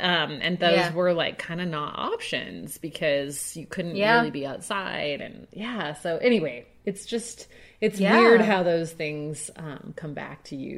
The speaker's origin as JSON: {"language": "English", "region": "Southern California", "country": "United States", "tie": "born or raised there", "said": "I remember growing up in California"}